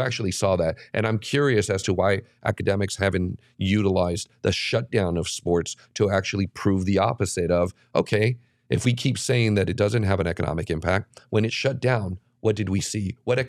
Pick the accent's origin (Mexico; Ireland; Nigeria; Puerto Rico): Mexico; now in United States; You know, I was an 8-year-old kid in Dodger Stadium watching this lefty from my home country.